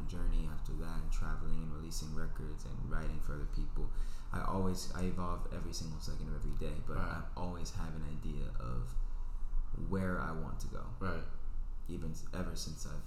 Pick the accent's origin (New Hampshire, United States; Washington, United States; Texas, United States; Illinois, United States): Texas, United States; Houston; I grew up in Houston, Texas